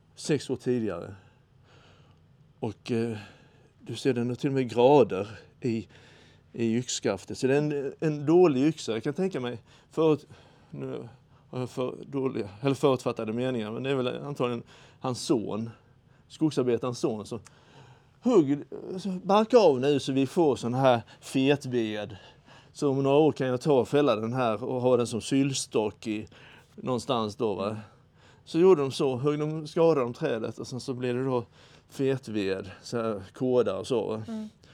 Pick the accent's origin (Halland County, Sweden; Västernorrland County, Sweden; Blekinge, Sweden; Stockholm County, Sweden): Blekinge, Sweden; Karlshamn; där jag växte upp hos mor och far